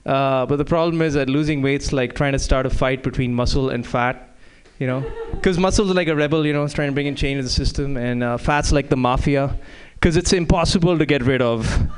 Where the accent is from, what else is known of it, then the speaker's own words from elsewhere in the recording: India; now in United States; As you can tell from my sweater, I am from India. Now. Now, you know, the thing is that before I moved to the U.S., my weight was 90 kilograms.